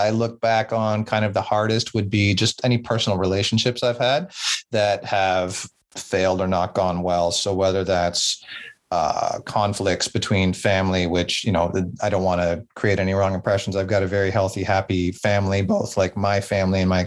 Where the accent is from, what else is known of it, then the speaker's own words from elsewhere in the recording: Southern Ontario, Canada; also born or lived in Nova Scotia; mostly grew up in Southern Ontario, but I also went out to Nova Scotia in Canada for 4 years when I was in university.